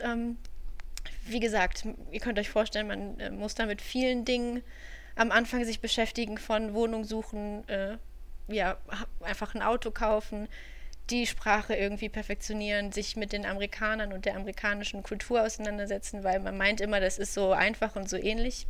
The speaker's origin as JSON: {"language": "German", "town": "Düsseldorf", "region": "North Rhine-Westphalia", "country": "Germany", "tie": "born or raised there", "said": "drei Monate in Düsseldorf, ähm, meiner Heimatstadt. Ich bin ein Düsseldorfer Mädchen"}